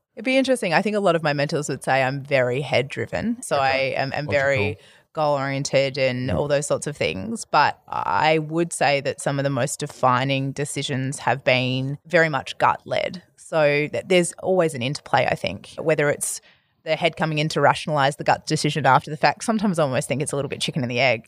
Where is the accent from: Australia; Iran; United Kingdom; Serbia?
Australia; Perth, Western Australia; moved away as an adult; also born or lived in Albany, Western Australia / Denmark, Western Australia; now in Melbourne, Australia; I grew up in Western Australia. I've been a Melbourne resident